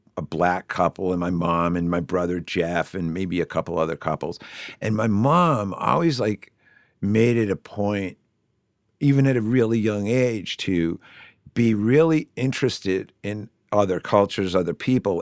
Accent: Shrewsbury, Massachusetts, United States; I grew up in Shrewsbury.

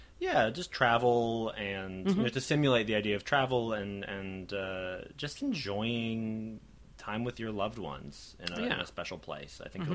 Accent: United States; we're all American, sadly.

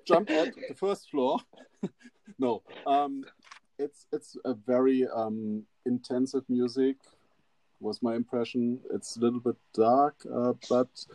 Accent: Germany; English is a second language; as a German guy

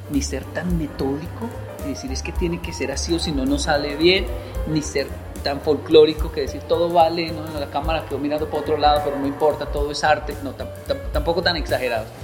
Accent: Colombia; Disfruto mucho Colombia porque yo soy colombiano.

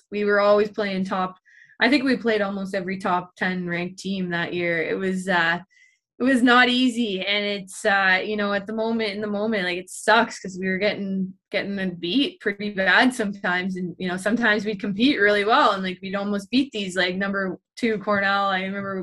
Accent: Ottawa, Ontario, Canada; moved away; also born or lived in Syracuse; my hometown of Ottawa

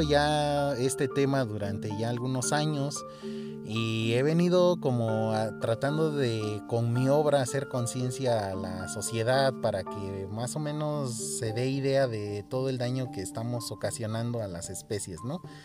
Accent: Oaxaca, Mexico; soy artista plástico oaxaqueño, de, radico aquí en el estado de Oaxaca, México

